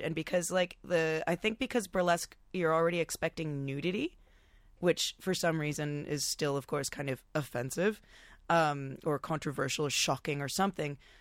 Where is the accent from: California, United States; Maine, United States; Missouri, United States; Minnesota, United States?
California, United States; Topanga; also born or lived in Los Angeles; now in Australia; from the same really tiny hometown called Topanga Canyon